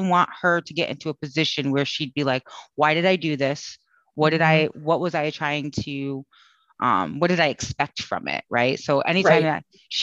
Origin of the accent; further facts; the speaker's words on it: Connecticut, United States; now in Austin, United States; I'm originally from Connecticut